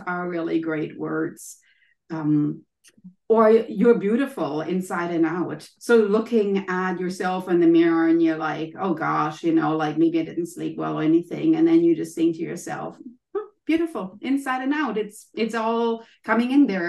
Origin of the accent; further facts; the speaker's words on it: Germany; accent: German; English is a second language; as you can maybe hear from my accent, I'm German.